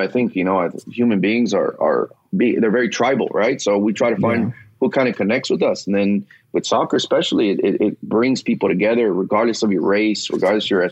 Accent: Los Angeles, California, United States; I grew up playing in the San Fernando Valley

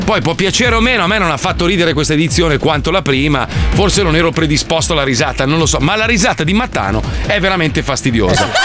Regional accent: United States; now in Italy; Io che sono americano

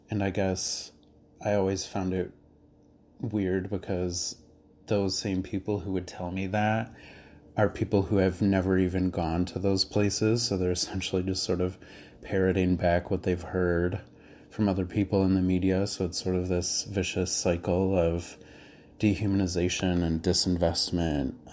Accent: Naperville, Illinois, United States; also born or lived in Little Village, Chicago; now in Chicago, United States; I'm 28. I live in Little Village, but I grew up in Naperville.

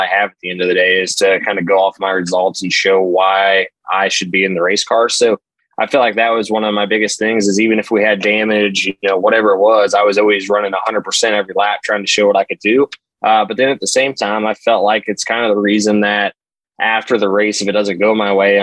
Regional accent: Southern Indiana, United States; moved away as an adult; I grew up in Southern Indiana

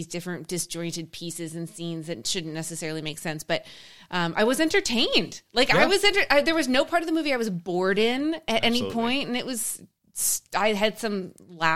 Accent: Canada; I'm from Canada

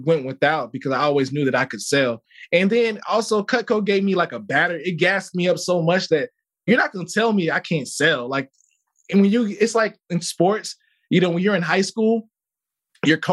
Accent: Chicago, Illinois, United States; moved away as an adult; also born or lived in Mississippi; I grew up in Chicago

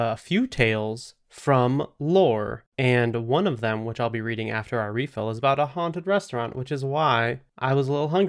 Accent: Lost City, Oklahoma, United States; I grew up in Lost City," which already very spooky.

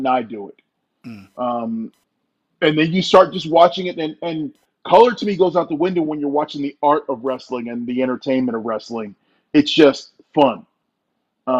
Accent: Northeast, United States; I grew up in Northeast, like watching Gorilla Monsoon and Greg Valentine

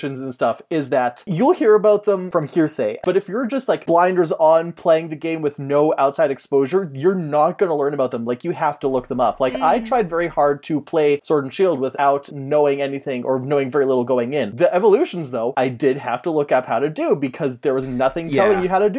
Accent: Canada; I'm from Canada.

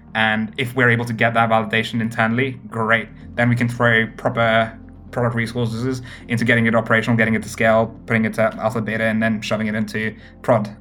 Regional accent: United Kingdom; also born or lived in Cambridge; my hometown in the UK happens to be a place called Stone, the highest Brexit voting place in all of the UK

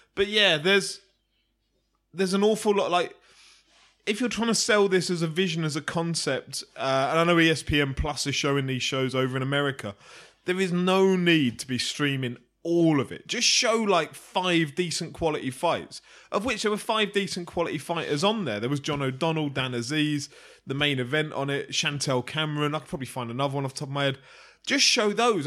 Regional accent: United Kingdom; as a Brit

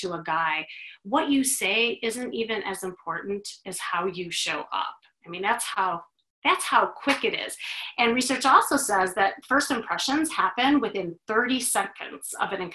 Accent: Chicago, Illinois, United States; now in Los Angeles, United States; I'm originally from Chicago

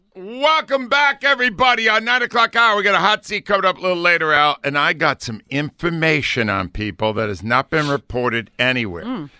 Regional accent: Providence, Rhode Island, United States; moved away; Providence, Rhode Island, my mm-hmm. hometown. I'm working for my hometown paper

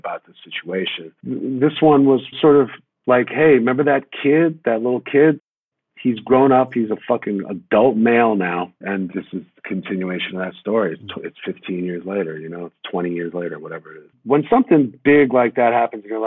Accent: New York City, New York, United States

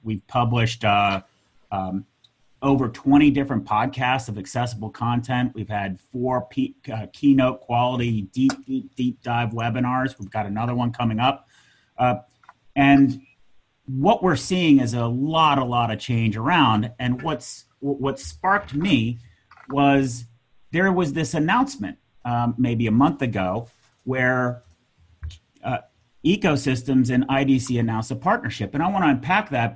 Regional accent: United States; I'm American.

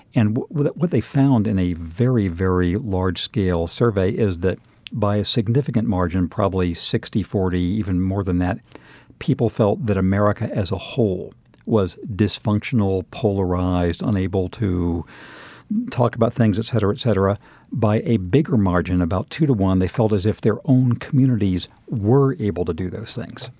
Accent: Southern California, United States; moved away; I'm from Southern California originally

